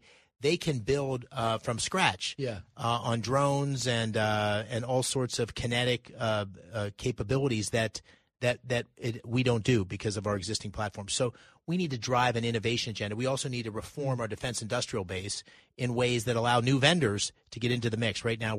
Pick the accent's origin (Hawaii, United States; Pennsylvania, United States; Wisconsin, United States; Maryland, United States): Pennsylvania, United States; I grew up in Pennsylvania. I'm 57. I've spent 35 plus years in Pennsylvania. I ran a company there. I grew up there, played sports there.